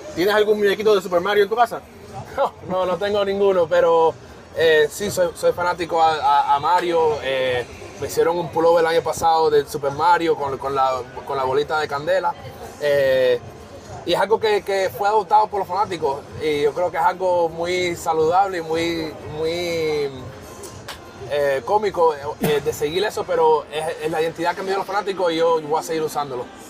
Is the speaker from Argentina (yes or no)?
no; Hialeah, Florida, United States; also born or lived in Cuba; Hialeah 305, que es de la ciudad que soy